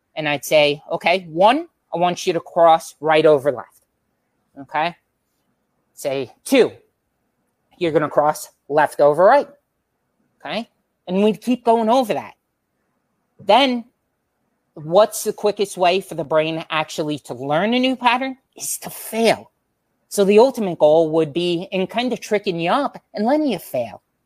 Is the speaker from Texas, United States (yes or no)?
no; Long Island, New York, United States; moved away; also born or lived in Florida; we're all originally from Long Island, New York